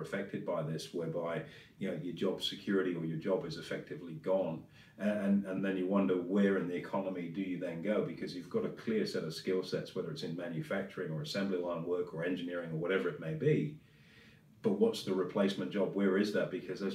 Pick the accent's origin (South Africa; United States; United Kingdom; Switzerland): United Kingdom; Swindon, South West England; now in Australia; the town I grew up in Swindon